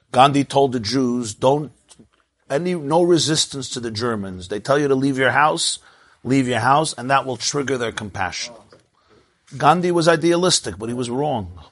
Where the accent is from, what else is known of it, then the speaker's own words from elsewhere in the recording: United States; I grew up in the United States of America.